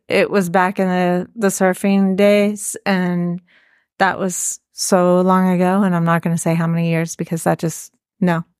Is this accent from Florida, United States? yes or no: yes; Florida, United States; moved away; I grew up in Florida